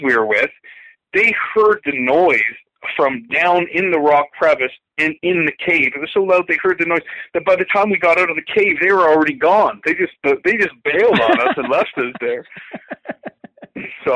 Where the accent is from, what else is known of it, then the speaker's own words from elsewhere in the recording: Ontario, Canada; close to where I grew up in Ontario